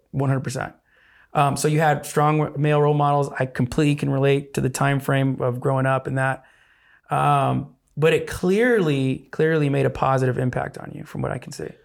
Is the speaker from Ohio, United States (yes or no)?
no; Arizona, United States; growing up in Arizona